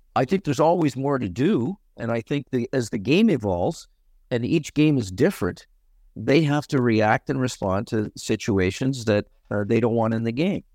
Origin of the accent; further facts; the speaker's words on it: Canada; growing up in Canada on an outdoor rink